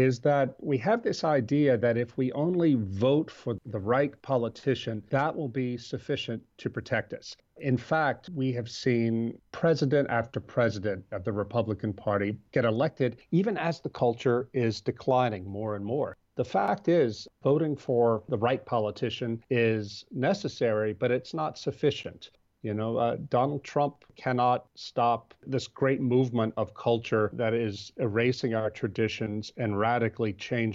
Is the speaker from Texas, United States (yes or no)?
no; Louisiana, United States; now in Baton Rouge, United States; I'm talking to you now from Baton Rouge, Louisiana, which is the capital of my home state in the Deep South. It's a city of 350,000. We moved here from my hometown, which is a very small town on the Mississippi River north of Baton Rouge